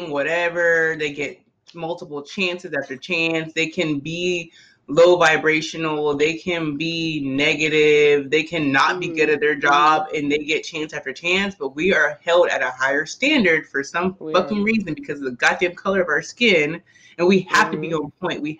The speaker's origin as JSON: {"language": "English", "town": "Charleston", "region": "South Carolina", "country": "United States", "said": "because we're both from Charleston"}